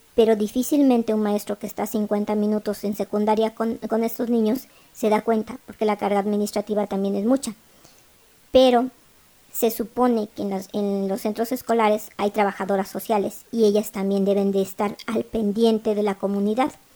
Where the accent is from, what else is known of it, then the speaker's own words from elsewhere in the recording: Mexico; somos mexicanos todos